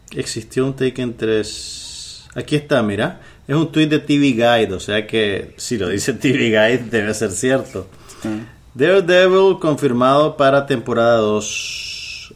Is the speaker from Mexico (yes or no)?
no; Nicaragua; somos los nicaragüenses